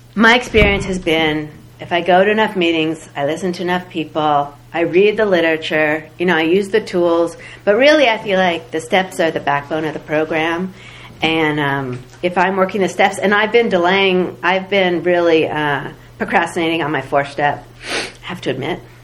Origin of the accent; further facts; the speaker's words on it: the Bay Area, California, United States; I grew up in the Bay Area